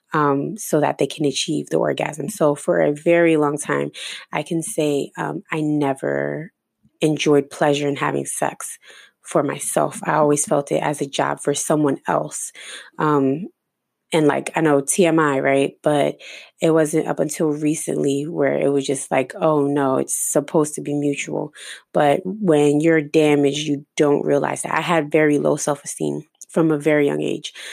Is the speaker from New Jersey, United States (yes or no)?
yes; New Jersey, United States; now in Florida, United States; I ended up moving to Florida. I'm originally from Jersey